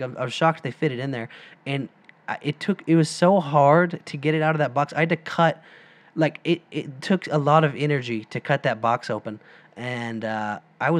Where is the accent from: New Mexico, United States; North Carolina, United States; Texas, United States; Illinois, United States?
Texas, United States; Silsbee; we got some good musicians from where we're from.